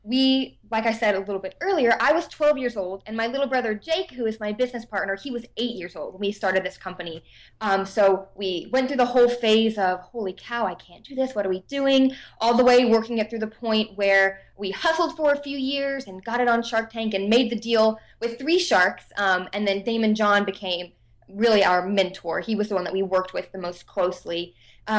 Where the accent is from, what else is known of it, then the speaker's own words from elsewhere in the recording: Davidson, North Carolina, United States; But I'm from Davidson, North Carolina, which is a super, super tiny town.